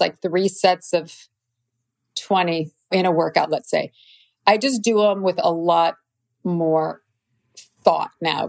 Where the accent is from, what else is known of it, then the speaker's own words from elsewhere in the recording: Midwest, United States; Plus just growing up in the Midwest, it's very hardworking, normal people.